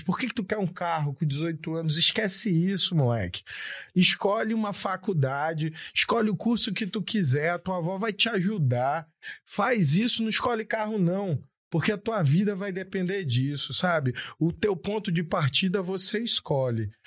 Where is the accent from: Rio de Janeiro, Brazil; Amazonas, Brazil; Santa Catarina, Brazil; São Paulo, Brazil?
Amazonas, Brazil; Japiim; eu venho lá do Japim